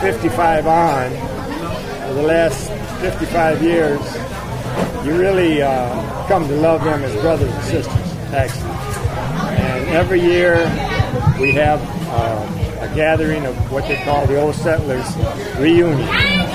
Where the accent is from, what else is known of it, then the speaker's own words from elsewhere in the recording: Upper Peninsula, Michigan, United States; I was born in the Upper Peninsula at that time in 1940, but I grew up coming up to the picnics back in the 50s